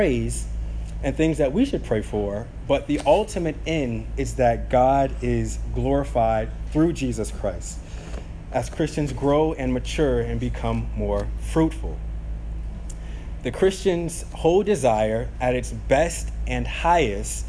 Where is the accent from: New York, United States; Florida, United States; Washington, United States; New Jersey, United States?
Florida, United States; St. Petersburg; as kids growing up in South St. Pete